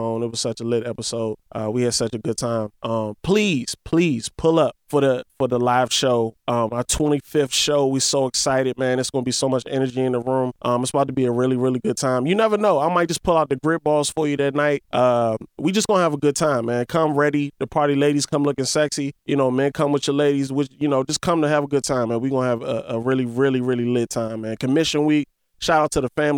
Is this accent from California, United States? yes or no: no; Washington, District of Columbia, United States; we both from DC